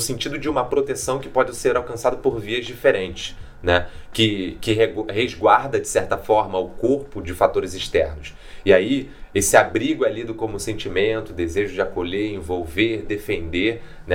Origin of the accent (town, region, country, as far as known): Rio de Janeiro, Brazil